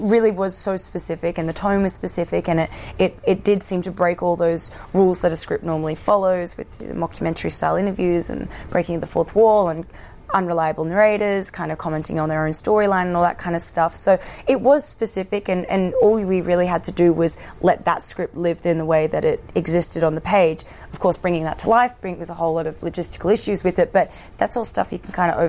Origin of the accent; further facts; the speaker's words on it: Australia; forget that I'm Australian.